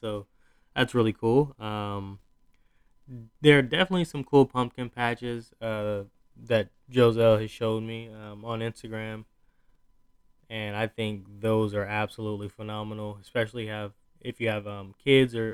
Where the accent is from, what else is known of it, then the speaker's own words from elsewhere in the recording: Southeast, United States; now in Northeast, United States; I am from the Southeast